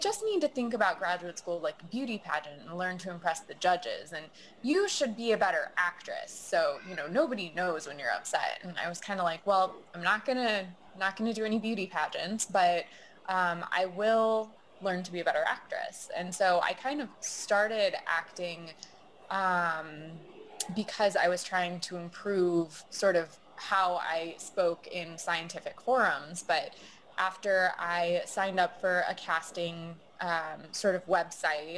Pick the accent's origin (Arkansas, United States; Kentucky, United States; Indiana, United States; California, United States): Indiana, United States; South Bend; as a kid growing up in South Bend, Indiana